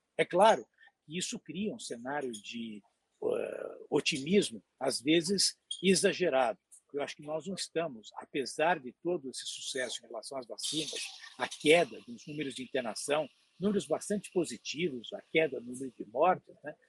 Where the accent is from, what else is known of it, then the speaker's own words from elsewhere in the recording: Brazil; nós como brasileiros